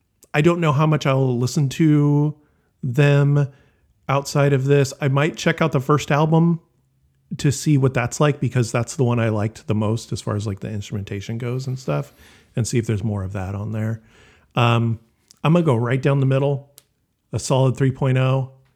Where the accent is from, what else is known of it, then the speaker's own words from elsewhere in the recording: Elk Grove, California, United States; I'm from Elk Grove, California.